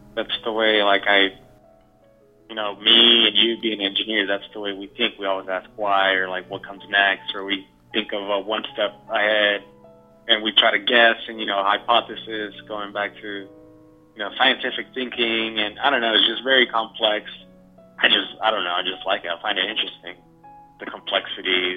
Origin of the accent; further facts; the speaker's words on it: Texas, United States; I grew up in Texas, you know, first generation college student